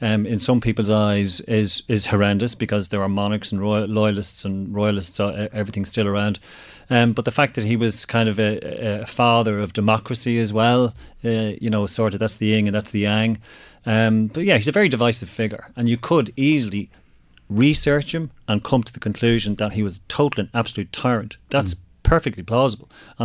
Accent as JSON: {"language": "English", "country": "Ireland", "also_born_or_lived": "Drogheda", "said": "I'm very proud of being Irish."}